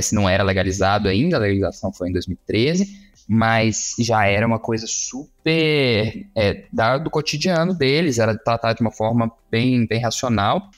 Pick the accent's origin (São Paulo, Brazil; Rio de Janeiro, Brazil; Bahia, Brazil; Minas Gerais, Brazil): Minas Gerais, Brazil; Juiz de Fora; also born or lived in Uruguay / Canada / Belo Horizonte; now in Brasília, Brazil; Eu sou mineiro de Juiz de Fora